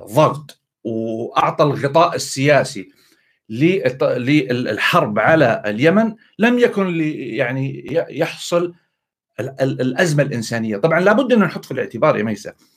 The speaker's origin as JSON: {"language": "Arabic", "country": "Saudi Arabia", "said": "ضايقني شويه كسعودي"}